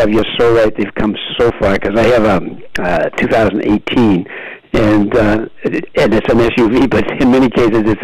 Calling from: West Bridgewater, Massachusetts, United States; I'm calling from West Bridgewater.

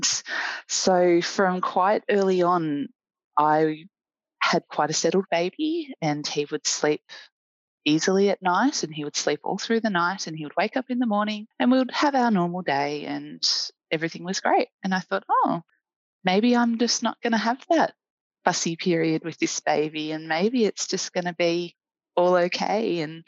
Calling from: Melbourne, Victoria, Australia; I'm a volunteer community educator with the Australian Breastfeeding Association and a mum. I'm speaking to you from Melbourne, Victoria, in Wurundjeri country.

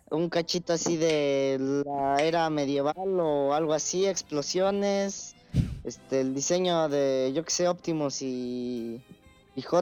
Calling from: Puebla, Mexico; De Puebla.

